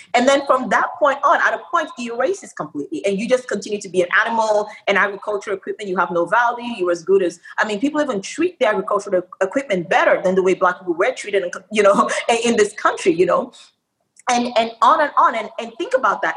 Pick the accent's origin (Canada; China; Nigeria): Nigeria; moved away; also born or lived in Australia; I spent my um, early formative years in Nigeria, and then I went to Australia